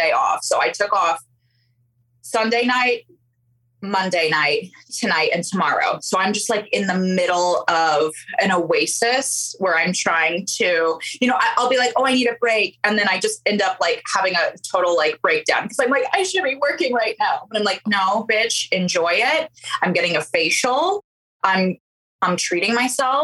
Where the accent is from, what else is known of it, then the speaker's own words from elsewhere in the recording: Midwest, United States; moved away as an adult; now in New York, United States; I'm a Midwesterner originally, but I have been in New York now 15 years